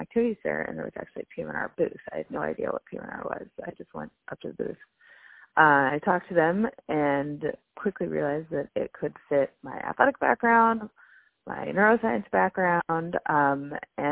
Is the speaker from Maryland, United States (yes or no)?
no; Manhattan Beach, California, United States; moved away as an adult; also born or lived in Michigan; I'm from Manhattan Beach, California. It's in the LA area.